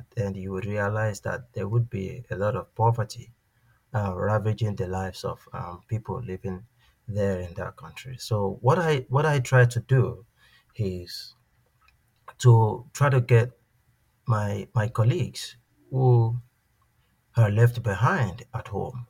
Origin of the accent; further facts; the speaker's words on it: Nigeria; moved away as an adult; also born or lived in Switzerland / Saskatoon, Canada; now in Toronto, Canada; I'm from Nigeria. I'm still Nigerian. I was born and, you know, brought up in Nigeria before I traveled out of Nigeria to Switzerland, where I did my master's. I had my bachelor's degree back in Nigeria at the University of Ibadan. Then I went to Switzerland in 2011